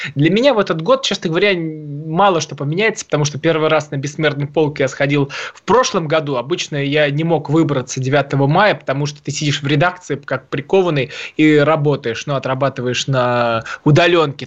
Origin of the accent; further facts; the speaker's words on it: Tula, Tula Oblast, Russia; я из Тулы